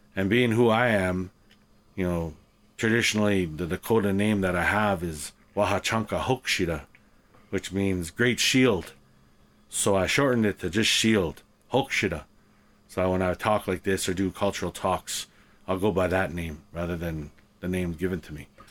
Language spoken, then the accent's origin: English; Canada; growing up in Canada as an Indigenous person